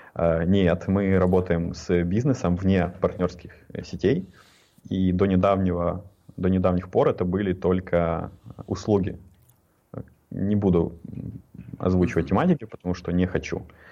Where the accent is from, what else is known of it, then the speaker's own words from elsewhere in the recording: Ukraine; я из Украины